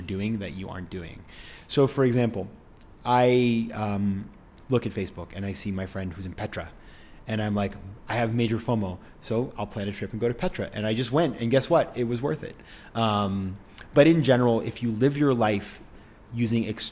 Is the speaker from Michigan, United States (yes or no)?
no; Maine, United States; moved away; in my homeland of Maine, my home state of Maine